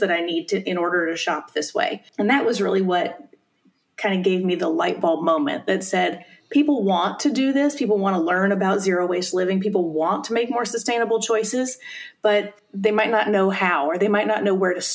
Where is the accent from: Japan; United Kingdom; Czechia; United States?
United States; South Carolina; moved away as an adult; now in Bay Area, United States; I grew up in South Carolina and moved out to the Bay Area after college